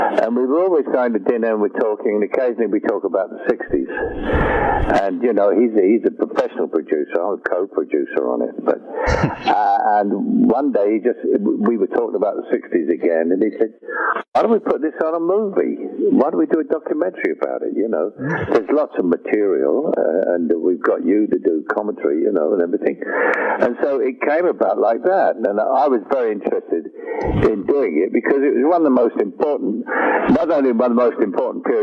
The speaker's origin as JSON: {"language": "English", "region": "London", "country": "United Kingdom"}